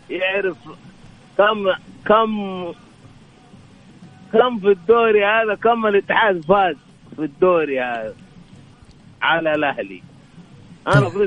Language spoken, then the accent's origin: Arabic; Jeddah, Makkah Province, Saudi Arabia; أنا من جدة بكيلو 14